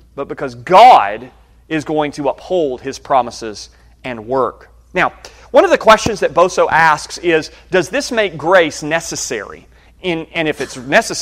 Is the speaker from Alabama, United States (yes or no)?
yes; Birmingham, Alabama, United States; I was born in Birmingham, Alabama